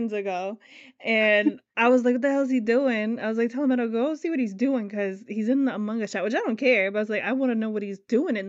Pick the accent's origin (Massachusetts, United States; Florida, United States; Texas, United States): Florida, United States; I'm from Florida